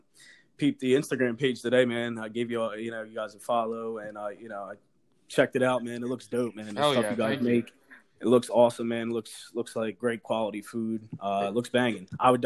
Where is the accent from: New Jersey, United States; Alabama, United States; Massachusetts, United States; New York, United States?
New Jersey, United States; Philly's always been like a second home. It's where my family's from. You know, I grew up in Jersey, though, South Jersey.